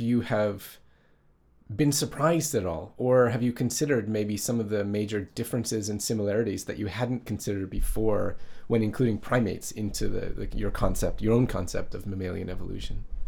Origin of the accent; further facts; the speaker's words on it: Canada; moved away as an adult; now in Japan; when I growing up in Canada